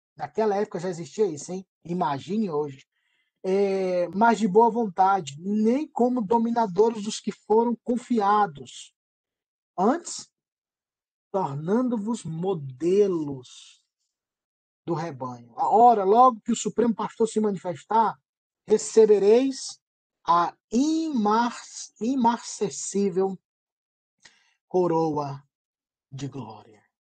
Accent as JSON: {"language": "Portuguese", "region": "Ceará", "country": "Brazil", "moved": "yes", "said": "Eu sou cearense"}